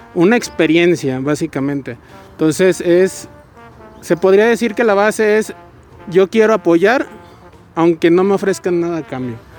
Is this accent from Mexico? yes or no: yes; Guadalajara, Jalisco, Mexico; also born or lived in Zapopan; soy de originada de aquí de Guadalajara. Eh, básicamente yo vivo en Zapopan. Y pues, eh, pues casi toda mi vida la he vivido aquí en Guadalajara